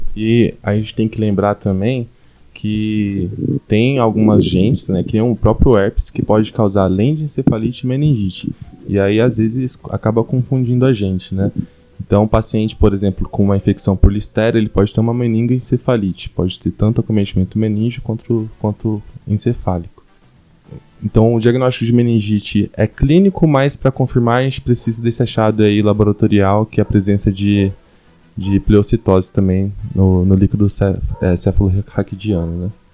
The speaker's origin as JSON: {"language": "Portuguese", "town": "Cuiabá", "region": "Mato Grosso", "country": "Brazil", "moved": "as an adult", "lives_now": "São Paulo, Brazil", "said": "Sou de Cuiabá, fiz, vim para São Paulo fazer a residência"}